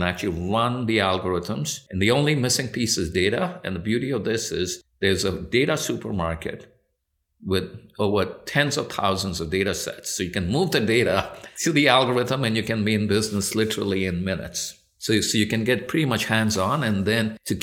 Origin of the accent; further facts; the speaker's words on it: India; also born or lived in United Kingdom; now in United States; I was born in the U.K., so I have a birthright to British citizenship. My parents are Indian, and I grew up in India